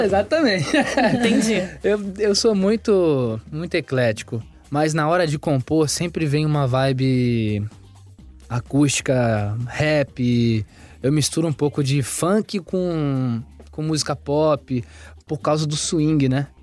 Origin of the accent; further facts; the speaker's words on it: Rio Grande, Rio Grande do Sul, Brazil; moved away as an adult; now in Rio de Janeiro, Brazil; Eu sou de Praia do Cassino, litoral do Rio Grande do Sul